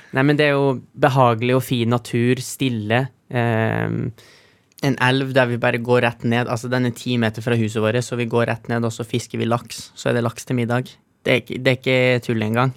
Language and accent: Norwegian; Trofors, Nordland, Norway; vi er hjemme på Trofors